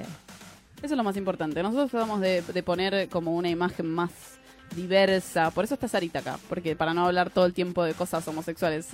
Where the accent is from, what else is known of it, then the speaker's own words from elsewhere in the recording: Lanús, Buenos Aires Province, Argentina; Yo soy de Lanús, que queda un poquito más lejos que Bariloche